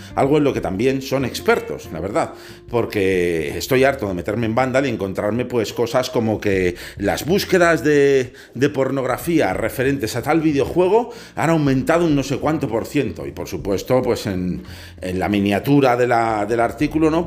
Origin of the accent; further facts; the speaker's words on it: Spain; aquí en mi país